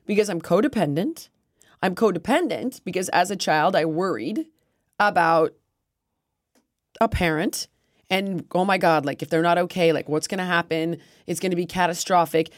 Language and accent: English; United States; stupid American, which I am